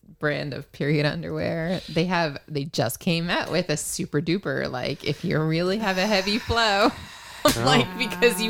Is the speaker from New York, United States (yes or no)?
no; New Jersey, United States; now in Western Massachusetts, United States; I grew up in New Jersey.